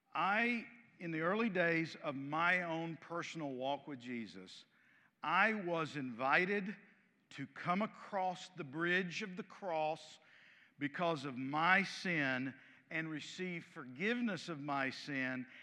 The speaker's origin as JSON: {"language": "English", "country": "United States", "said": "I'm as American as any of you."}